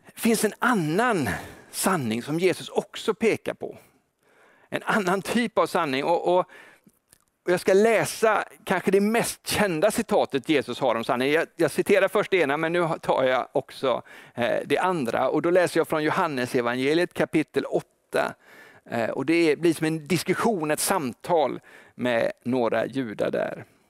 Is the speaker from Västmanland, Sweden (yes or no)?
no; Gothenburg, Västra Götaland, Sweden; som göteborgare